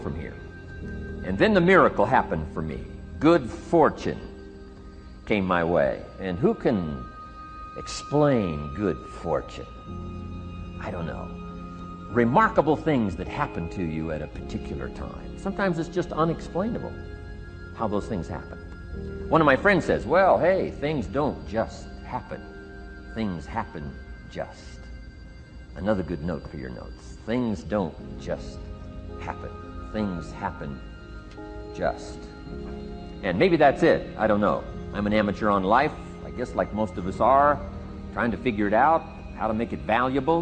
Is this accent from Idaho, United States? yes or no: yes; Idaho, United States; I grew up in Idaho, farm country, southwest corner of Idaho